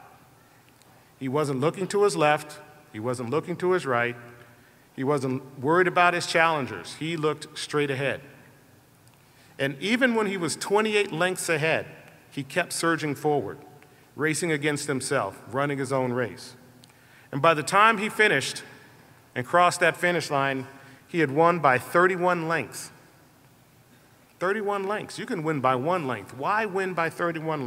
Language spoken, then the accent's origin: English; Colorado, United States; a 10-year-old boy growing up in Colorado